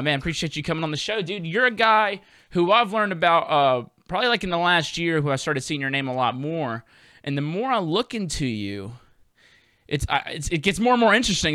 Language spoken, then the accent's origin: English; Mississippi, United States; I'm from Mississippi, and we ain't got hockey